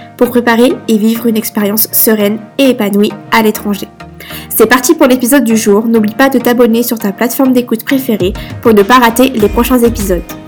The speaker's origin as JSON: {"language": "French", "country": "France", "moved": "as an adult", "lives_now": "Malta", "said": "Je suis une Française expatriée à Malte depuis 2020"}